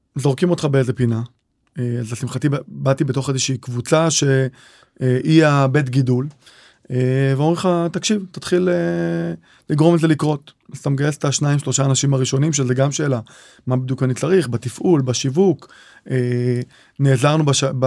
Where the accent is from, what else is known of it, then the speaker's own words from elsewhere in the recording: Kiryat Malakhi, Southern District, Israel; moved away as an adult; now in Kfar Warburg, Israel; גדלתי בקריית מלאכי